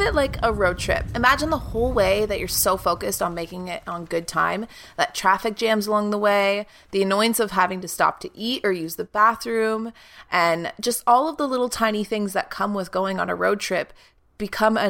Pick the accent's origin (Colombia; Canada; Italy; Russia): Canada; now in Toronto, Canada; my hometown is a 2.5-hour drive from where I'm living right now in Toronto.